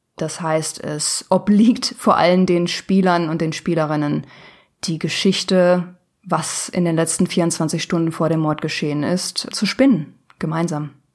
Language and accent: German; Ruhr area, North Rhine-Westphalia, Germany; ich komme aus dem Ruhrgebiet, also aus dem Nordwesten Deutschlands